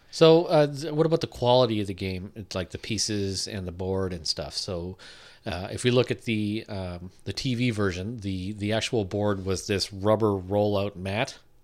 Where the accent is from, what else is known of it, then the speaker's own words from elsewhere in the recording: Sault Ste. Marie, Ontario, Canada; I'm from the Sioux